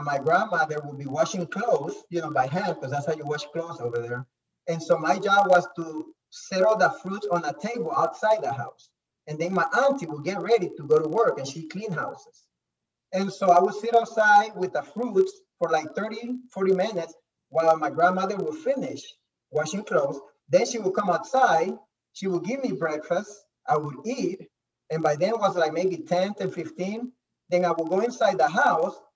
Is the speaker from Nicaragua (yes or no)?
yes; Nicaragua; I was born in Nicaragua